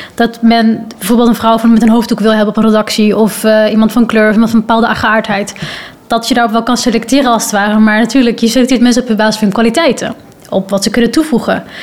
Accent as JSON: {"language": "Dutch", "country": "Netherlands", "said": "ik kom van Nederland"}